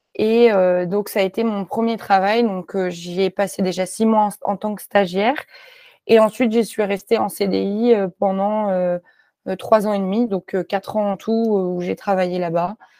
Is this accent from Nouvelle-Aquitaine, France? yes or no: no; Clermont-Ferrand, Auvergne-Rhône-Alpes, France; moved away as an adult; also born or lived in Lyon; j'ai grandi à Clermont-Ferrand